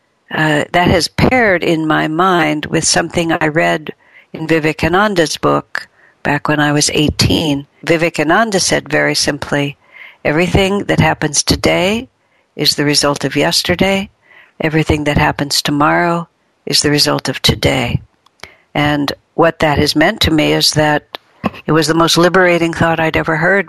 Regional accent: United States; I was born and raised in America.

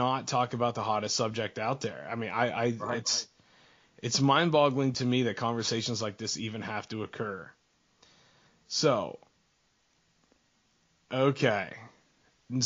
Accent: Pennsylvania, United States; Pennsylvania, my home state

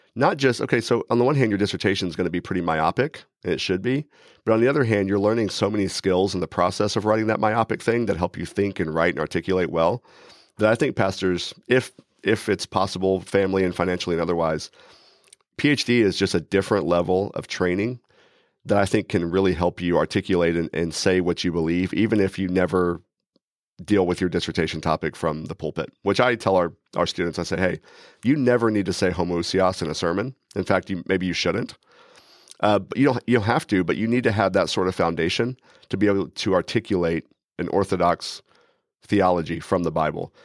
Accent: Texas, United States; now in Cedarville, Ohio, United States; as a Texan

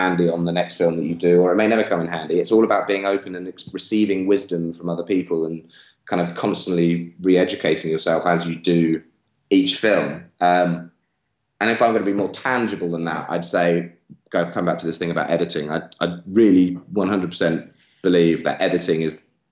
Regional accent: England, United Kingdom; growing up in England

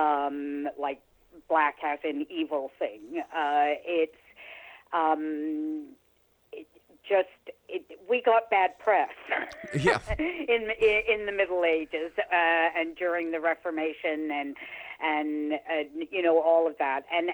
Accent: England, United Kingdom; also born or lived in Niagara-on-the-Lake; now in Canada; I was born in England. I'm British

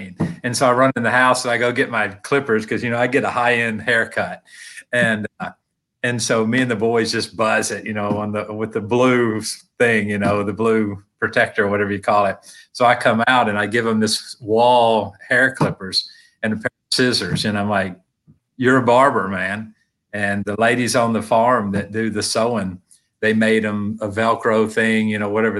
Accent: Tennessee, United States; I'm from Tennessee

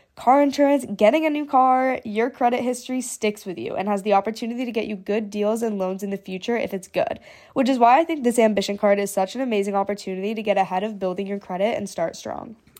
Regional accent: Hong Kong; now in United States; growing up in Asia, in Hong Kong, we learned Mandarin in school.

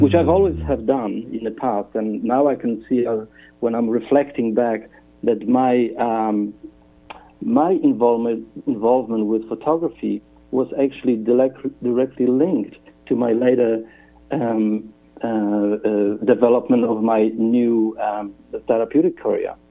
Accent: Poland; English is a second language; moved away as an adult; also born or lived in Western Australia; now in Perth, Australia; originally um, that name and I come from Poland

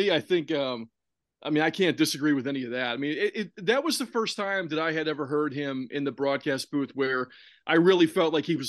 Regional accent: Pittsburgh, Pennsylvania, United States; He's a Pittsburgh guy too, you know, growing up in Pittsburgh.

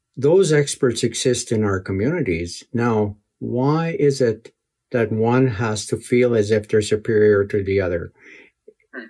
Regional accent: Muskeg Lake, Saskatchewan, Canada; also born or lived in Ottawa; We moved from Onion Lake to Muskeg, my home community

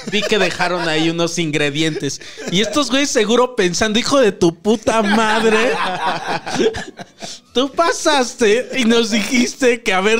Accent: Mexico; También, fíjate, no era el único mexicano.

